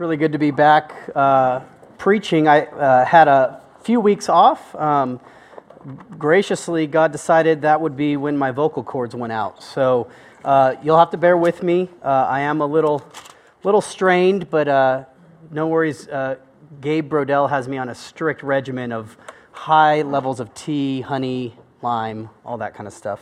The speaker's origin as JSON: {"language": "English", "country": "United States", "said": "I am an American"}